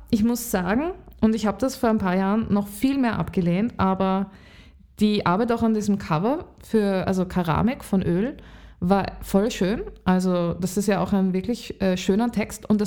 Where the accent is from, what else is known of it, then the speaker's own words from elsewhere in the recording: Lower Austria, Austria; now in Vienna, Austria; Und aufgewachsen bin ich in Niederösterreich und jetzt bin ich schon sehr lange in Wien.